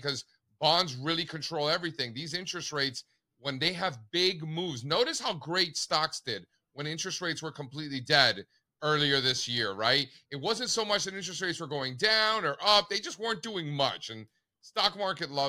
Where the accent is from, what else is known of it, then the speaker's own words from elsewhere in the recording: Miami, Florida, United States; moved away; also born or lived in New York City; I grew up in Miami, total flatlander, right? And then I lived in New York City